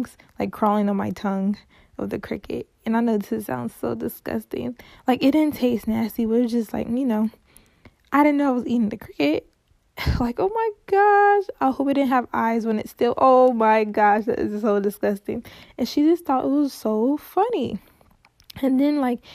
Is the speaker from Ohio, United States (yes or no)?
yes; Cincinnati, Ohio, United States; I'm from Cincinnati